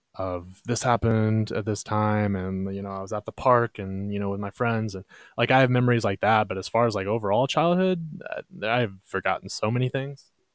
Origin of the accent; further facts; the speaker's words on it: Texas, United States; we're from Texas